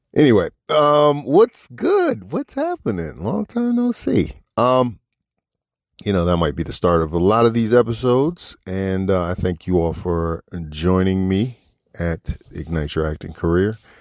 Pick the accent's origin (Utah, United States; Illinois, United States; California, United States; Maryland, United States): Maryland, United States; Washington D.C. area; moved away as an adult; now in Los Angeles, United States; Washington D.C., my hometown, from right outside D.C. and Maryland